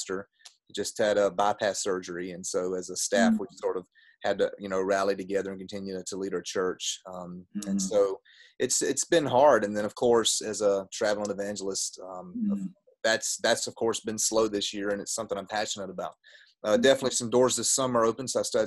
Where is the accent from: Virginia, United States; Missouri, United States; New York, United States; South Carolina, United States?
South Carolina, United States; Gaffney; also born or lived in Gastonia, North Carolina; I am from South Carolina, a town called Gaffney, right on the North Carolina line